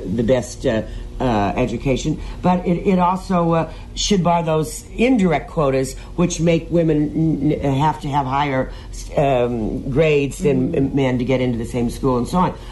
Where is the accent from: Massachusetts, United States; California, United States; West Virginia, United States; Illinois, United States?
Illinois, United States; Peoria; I grew up in Peoria, Illinois